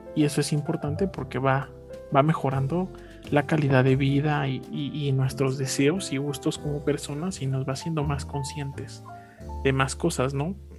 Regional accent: Mexico; los malos hábitos que tenemos como mexicanos

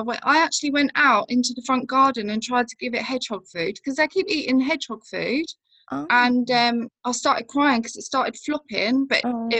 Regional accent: Rugby, West Midlands, United Kingdom; also born or lived in Germany / Bicester; So I was born in Germany and then we came back when I was two, moved to Bicester. So there was a barracks there and then mum and dad split up. So I moved to Rugby with my mum in the Midlands, grew up there for a little while.

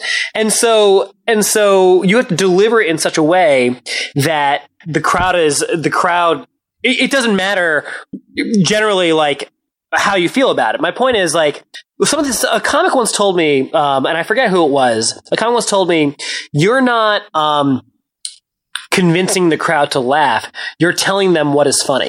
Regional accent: New Jersey, United States; I grew up in New Jersey

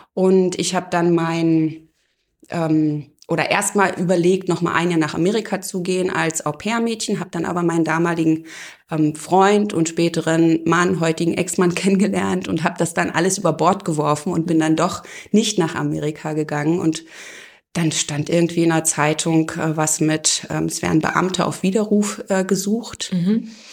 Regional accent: Eisenhüttenstadt, Brandenburg, Germany; now in Oberursel, Germany; Ich bin in Eisenhüttenstadt aufgewachsen

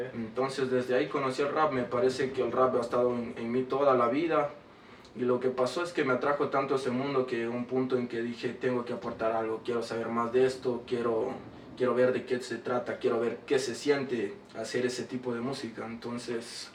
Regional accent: Quito, Pichincha, Ecuador; also born or lived in Chota / Imbabura; Nací aquí en Quito

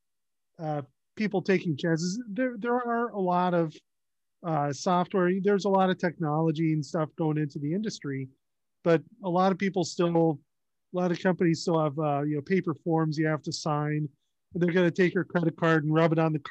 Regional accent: North Carolina, United States; also born or lived in Worcester, Massachusetts; now in Virginia, United States; I'm from North Carolina

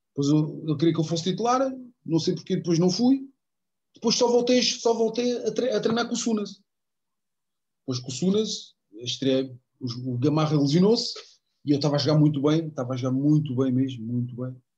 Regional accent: Elvas, Alentejo, Portugal; moved away; ter o meu clube da minha terra, que é o meu clube de sempre também, juntamente com o Benfica, o Elvas

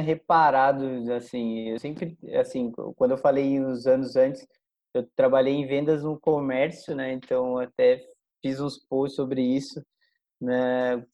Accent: Caçapava, São Paulo, Brazil; also born or lived in Canada; é uma pessoa de Caçapava, é, foi uma, uma, cidade do interior de São Paulo, onde eu nasci, fui criado toda a minha vida lá

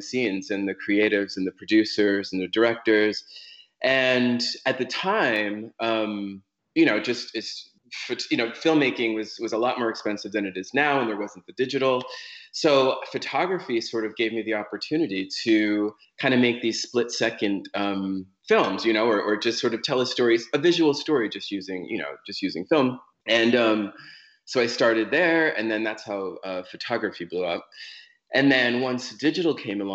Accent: Riverhead, New York, United States; now in Los Angeles, United States; east end of Long Island, I'm from a town called Riverhead, which is sort of like the last exit on the Long Island

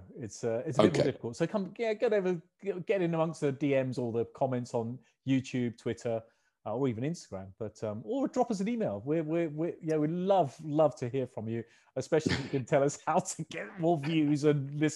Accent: England, United Kingdom; I love the old flower of Scotland, but I'm English.

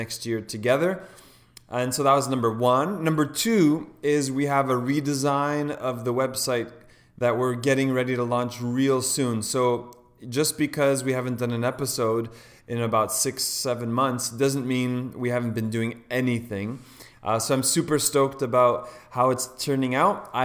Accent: Toronto, Ontario, Canada; a fellow Canadian. I'm from Toronto

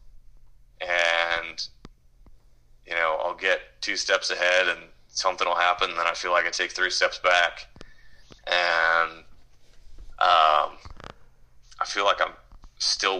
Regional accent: Minneapolis, Minnesota, United States; I was born in Minneapolis, May 6th, 1987, to Steve and Mary

